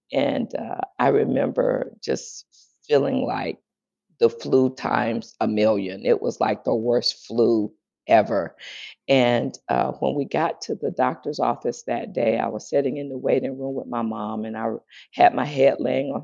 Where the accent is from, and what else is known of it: Greenville, South Carolina, United States; born or raised there; moved away; also born or lived in San Diego